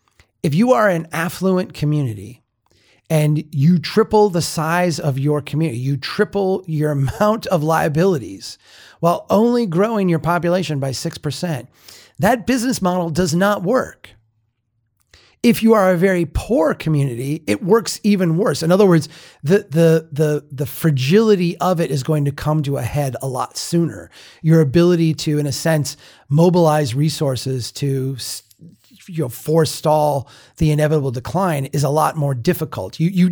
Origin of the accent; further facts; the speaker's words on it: Minnesota, United States; I am from the North. I'm from a small town in Minnesota.